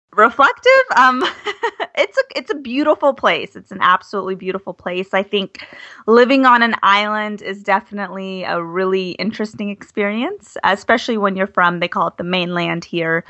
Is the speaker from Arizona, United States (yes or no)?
yes; Arizona, United States; moved away as an adult; also born or lived in Flagstaff / Washington, D.C.; I'm from Arizona.